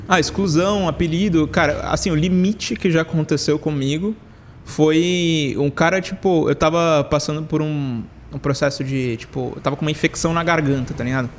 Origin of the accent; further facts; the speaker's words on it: São Paulo, Brazil; Eu nasci em São Paulo também.